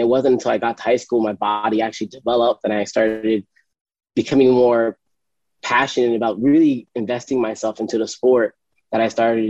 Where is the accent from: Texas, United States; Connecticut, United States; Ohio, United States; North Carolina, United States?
Connecticut, United States; New London; I grew up in New London, Connecticut